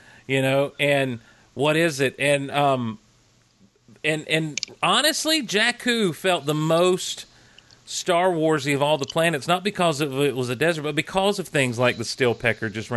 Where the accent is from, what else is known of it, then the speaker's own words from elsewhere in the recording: the South, United States; accent: Southern; my Southern accent